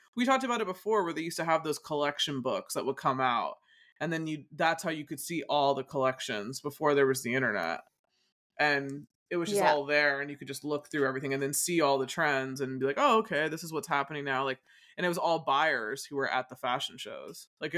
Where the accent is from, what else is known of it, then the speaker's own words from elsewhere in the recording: United States; I guess it's maybe because I'm American and I know that look a lot